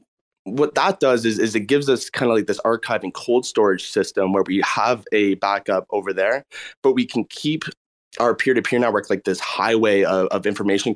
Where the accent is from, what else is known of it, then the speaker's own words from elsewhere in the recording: Canada; We're both from Canada